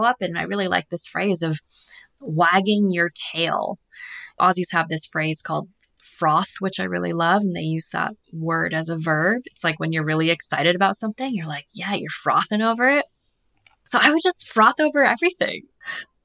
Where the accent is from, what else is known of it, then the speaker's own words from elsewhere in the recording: Massachusetts, United States; moved away as an adult; also born or lived in Australia; growing up on the East Coast in Massachusetts